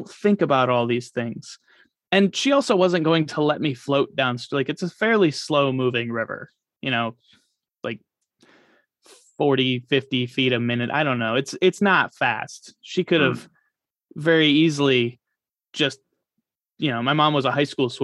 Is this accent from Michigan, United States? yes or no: yes; Michigan, United States; now in Florida, United States; I grew up in Michigan